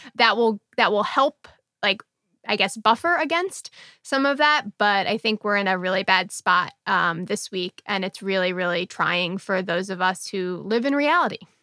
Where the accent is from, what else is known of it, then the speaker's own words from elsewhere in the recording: United States; as an American